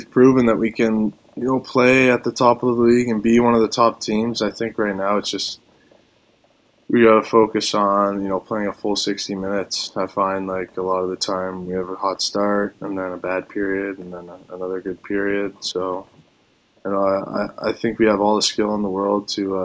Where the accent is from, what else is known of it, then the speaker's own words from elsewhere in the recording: Toronto, Ontario, Canada; now in Windsor, Canada; I was from Toronto